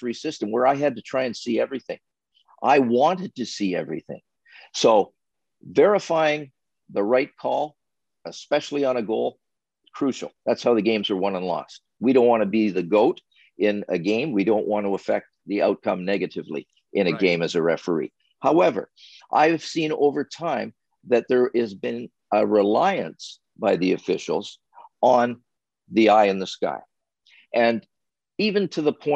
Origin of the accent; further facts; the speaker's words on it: Sarnia, Ontario, Canada; being a kid growing up in Sarnia, Ontario.